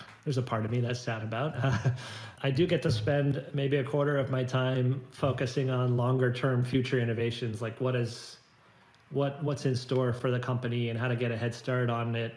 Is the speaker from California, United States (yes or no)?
yes; Silicon Valley, San Francisco Bay Area, California, United States; I've grown up in Silicon Valley. My parents were engineers. I was born in the Bay Area, San Francisco Bay Area